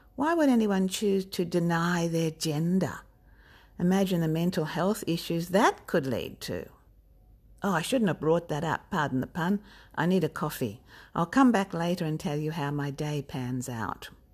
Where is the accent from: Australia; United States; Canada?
Australia; also born or lived in Melbourne; I'm an Australian author